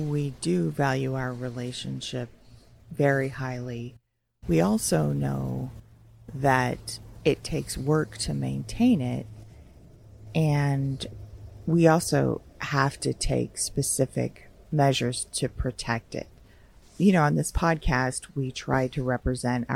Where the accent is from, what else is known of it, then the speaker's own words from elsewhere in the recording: Los Angeles, California, United States; being from